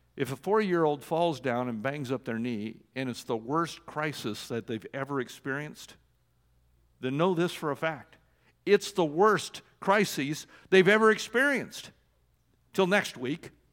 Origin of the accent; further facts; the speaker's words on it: Oregon, United States; I was born in Oregon